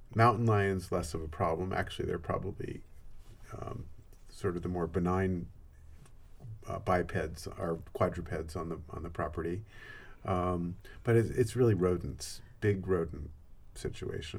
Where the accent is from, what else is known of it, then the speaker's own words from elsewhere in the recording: Santa Cruz, California, United States; I'm from Santa Cruz